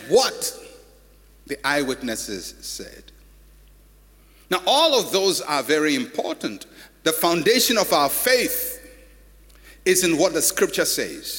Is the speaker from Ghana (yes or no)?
yes; Ghana; I'm a Ghanaian